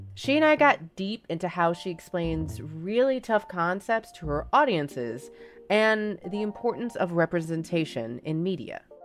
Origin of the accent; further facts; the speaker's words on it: Louisiana, United States; being from the South, 'cause I'm from Louisiana